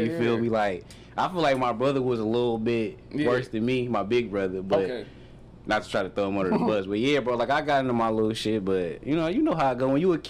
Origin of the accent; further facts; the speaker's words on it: Detroit, Michigan, United States; Man, I grew up on Minock and Joy Road.